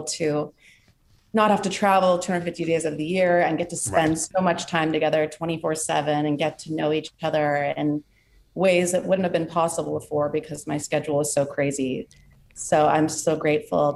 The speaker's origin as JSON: {"language": "English", "town": "New York City", "region": "New York", "country": "United States", "tie": "born or raised there", "said": "here in New York City, my hometown"}